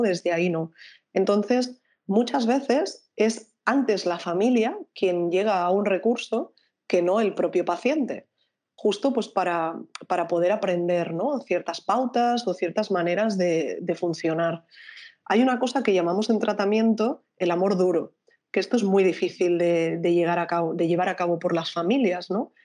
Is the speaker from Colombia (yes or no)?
no; Barcelona, Catalonia, Spain; yo soy de Barcelona